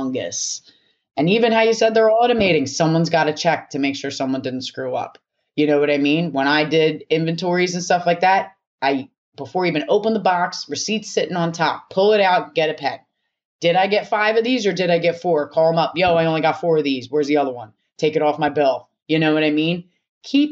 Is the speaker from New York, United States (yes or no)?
no; Philadelphia, Pennsylvania, United States; I'm from Philly. I grew up in like a hotbed of violence and anger